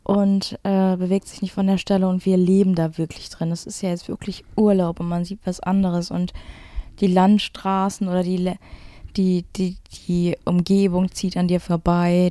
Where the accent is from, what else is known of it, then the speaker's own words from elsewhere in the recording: Duisburg, North Rhine-Westphalia, Germany; ich bin aus Duisburg